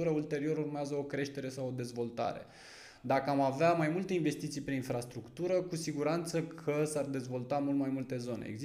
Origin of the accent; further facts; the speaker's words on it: Vâlcea County, Romania; moved away; Da, uh, spuneam că atunci când am venit din Vâlcea am, mi-am căutat o provocare.